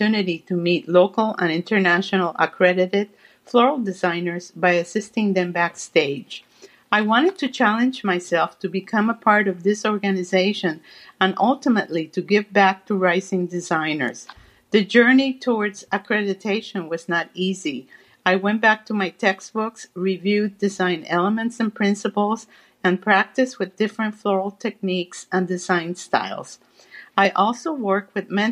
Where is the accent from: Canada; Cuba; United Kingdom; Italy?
Cuba; moved away; as a young girl growing up in Cuba